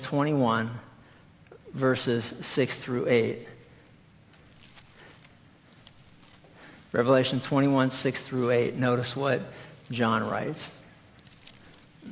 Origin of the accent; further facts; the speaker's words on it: East Coast, United States; moved away; we grew up back on the East Coast